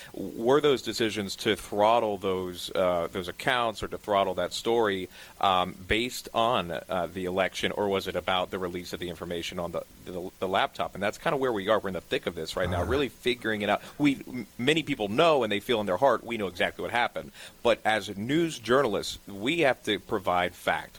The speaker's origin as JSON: {"language": "English", "town": "Charleston", "region": "South Carolina", "country": "United States", "also_born_or_lived": "New Orleans", "moved": "yes", "lives_now": "New York City, United States", "said": "originally from Charleston"}